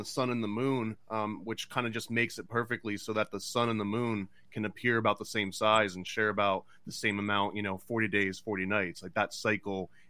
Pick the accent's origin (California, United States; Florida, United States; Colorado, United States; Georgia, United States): Florida, United States; South; I grew up in South Florida, so there was a lot of cow fields